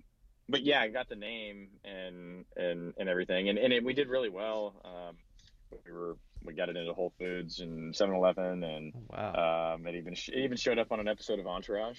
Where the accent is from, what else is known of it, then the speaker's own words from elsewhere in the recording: Kansas, United States; I grew up in a small town in Kansas.